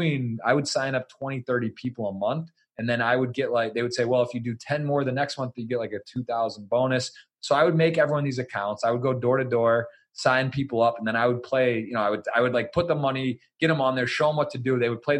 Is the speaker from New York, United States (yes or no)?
no; Ann Arbor, Michigan, United States; moved away as an adult; also born or lived in Baltimore; I'm from Ann Arbor.